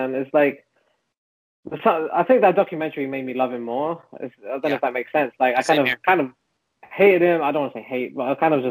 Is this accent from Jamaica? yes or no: no; London, United Kingdom; growing up in Southwest London